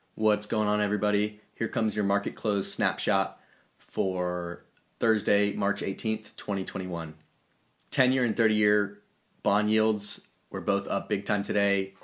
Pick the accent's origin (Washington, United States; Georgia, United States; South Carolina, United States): Georgia, United States; Atlanta; my hometown of Atlanta